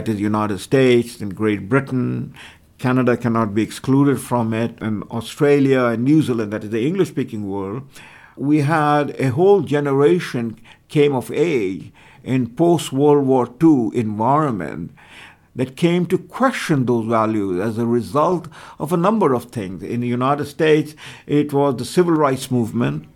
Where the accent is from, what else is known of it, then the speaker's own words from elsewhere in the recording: India; moved away; I was born in India